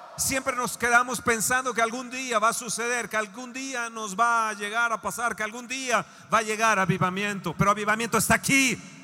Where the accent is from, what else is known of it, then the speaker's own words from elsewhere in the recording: Mexico; Como mexicanos, como latinos